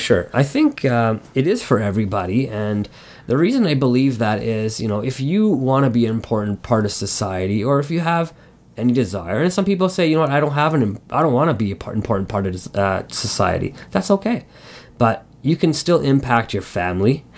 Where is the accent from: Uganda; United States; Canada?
Canada; Montreal, Quebec; I was born in Montreal and, and growing up as a kid there